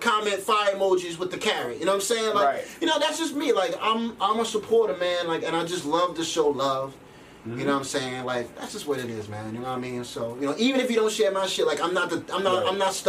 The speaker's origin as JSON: {"language": "English", "area": "Rockland County", "region": "New York", "country": "United States", "said": "I'm from Rockland County"}